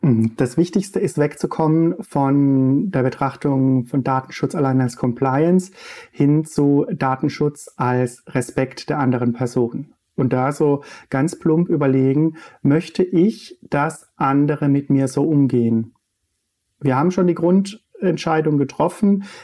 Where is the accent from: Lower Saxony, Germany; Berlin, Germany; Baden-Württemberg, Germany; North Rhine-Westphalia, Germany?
Baden-Württemberg, Germany; Untergrombach; moved away; wo ich herkomme, äh, in Untergrombach äh, auf dem Michaelsberg